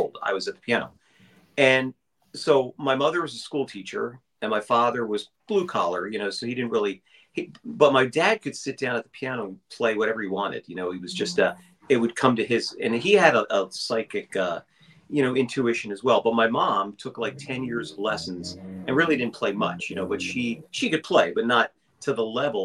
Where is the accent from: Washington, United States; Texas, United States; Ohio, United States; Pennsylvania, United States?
Pennsylvania, United States; Bucks County; I'm coming from Bucks County, Pennsylvania, which is about 60 miles northeast of Philadelphia